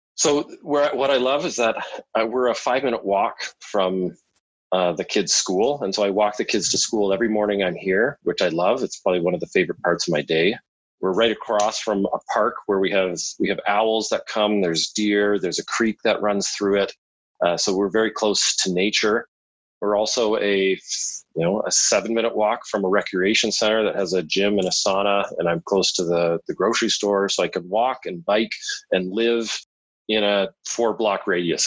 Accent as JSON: {"language": "English", "town": "London", "region": "Ontario", "country": "Canada", "tie": "born or raised there", "also_born_or_lived": "northern Alberta", "moved": "as an adult", "lives_now": "Vancouver Island, Canada", "said": "I grew up in London, Ontario, beautiful southwestern Ontario."}